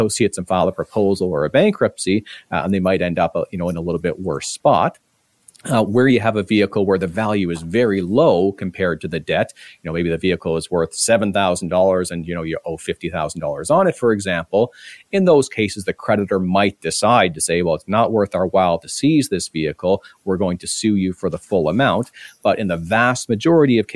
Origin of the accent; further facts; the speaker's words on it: Ontario, Canada; now in British Columbia, Canada; I'm from Ontario originally. It's going back 15 years now